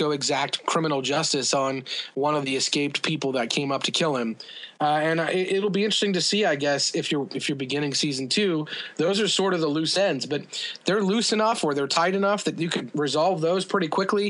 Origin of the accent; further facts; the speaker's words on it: Midwest, United States; People in the South would accuse us of being Northern. Most people say I'm from the Midwest.